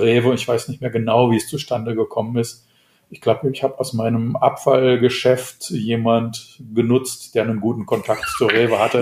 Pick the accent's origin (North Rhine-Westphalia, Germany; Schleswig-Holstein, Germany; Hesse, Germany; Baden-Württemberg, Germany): North Rhine-Westphalia, Germany; Ich bin Westfale